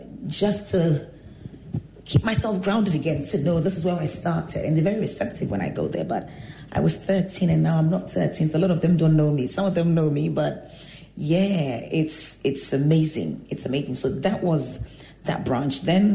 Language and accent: English; Kumasi, Ashanti, Ghana; also born or lived in Accra, Ghana; I was born in Accra, but at the age of 2, I was taken to Kumasi to live with my grandmother. And so there I was in Oforikrom Pentecost, Church of Pentecost.